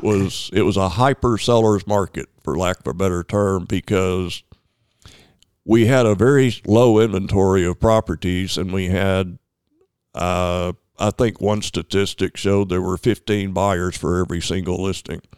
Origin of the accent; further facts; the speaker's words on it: North Little Rock, Arkansas, United States; also born or lived in Searcy; I grew up in North Little Rock and went to Searcy to college and came back to North Little Rock.